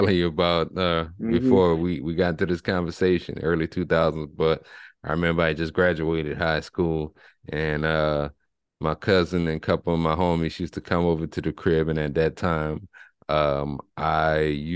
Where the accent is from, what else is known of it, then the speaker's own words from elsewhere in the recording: Lafayette, Louisiana, United States; I'm originally from Lafayette, Louisiana